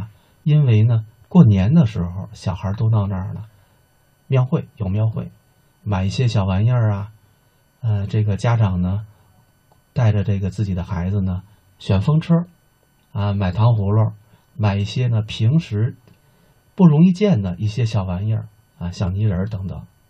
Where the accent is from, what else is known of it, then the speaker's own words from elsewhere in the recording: Beijing, China; 说起童年时光呢，我是六十年代的出生的人，嗯，打我记事儿的时候啊，就知道有一条街叫琉璃厂文化街。